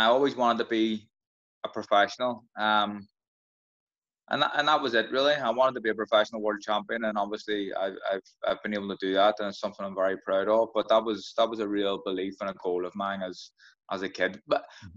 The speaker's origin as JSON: {"language": "English", "town": "Belfast", "region": "Northern Ireland", "country": "United Kingdom", "tie": "born or raised there", "said": "Grew up in a place called Tigers Bay, which is pretty rough, right on an interface in Belfast"}